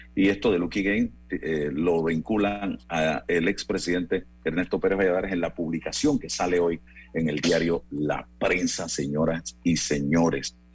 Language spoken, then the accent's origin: Spanish; Chitré, Herrera, Panama; allá en mi pueblo natal, Chitré, provincia de Herrera